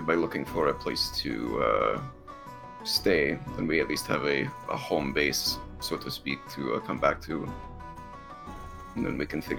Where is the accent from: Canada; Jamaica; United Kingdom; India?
Canada; I'm Canadian